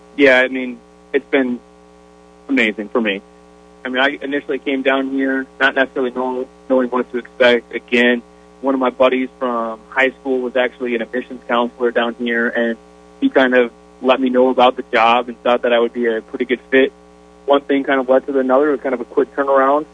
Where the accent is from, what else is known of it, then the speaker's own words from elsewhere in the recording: Sioux Falls, South Dakota, United States; moved away; I grew up, Sioux Falls was there until, you know, graduated from high school.